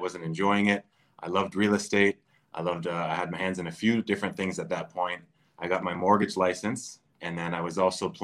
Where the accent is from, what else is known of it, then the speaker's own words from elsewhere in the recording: Durham Region, Ontario, Canada; I grew up in the Durham area